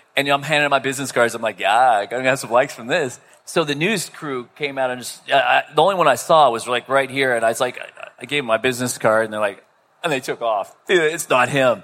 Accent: Melbourne, Florida, United States; I'm from Melbourne, Florida.

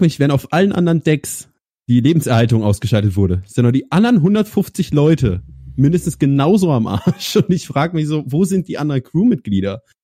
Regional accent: Kassel, Hesse, Germany; ich komme aus Kassel, aus dem wunderschönen Kassel

